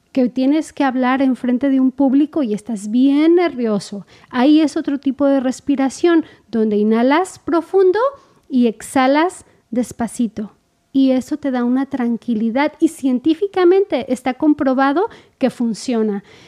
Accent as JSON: {"language": "Spanish", "country": "Mexico", "said": "como mexicanos decimos"}